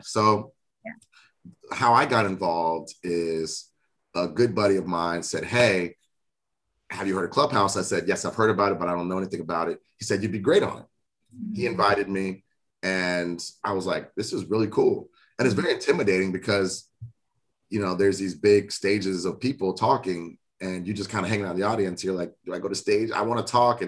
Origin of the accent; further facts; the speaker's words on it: South Florida, United States; We're both from South Florida